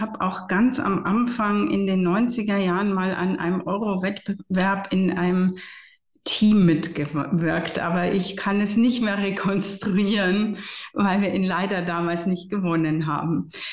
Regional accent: Regensburg, Bavaria, Germany; also born or lived in Florence / Munich; Ich habe in meiner Heimatstadt Regensburg und Florenz studiert

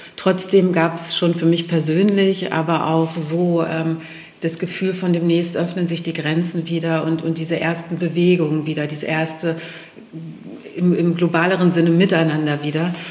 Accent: Steinhude, Lower Saxony, Germany; also born or lived in Hanover; Hannover ist meine Heimat, das Steinhuder Meer ist meine Heimat. Ich sage immer Urheimat

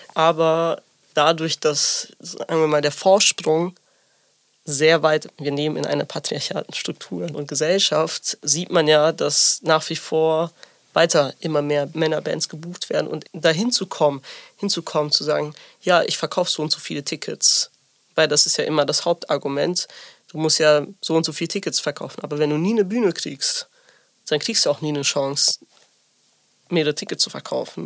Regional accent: near Bielefeld, North Rhine-Westphalia, Germany; also born or lived in Sicily; ich komme aus der Nähe von Bielefeld

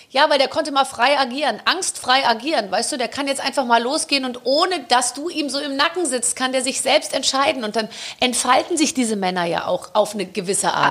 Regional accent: Gröbenzell, Bavaria, Germany; komme aus Gröbenzell.

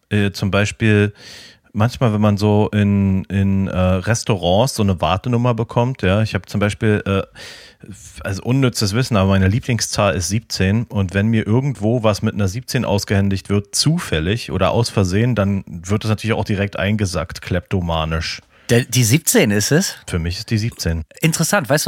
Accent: Florida, United States; Es ist importiert aus meiner alten Heimat.

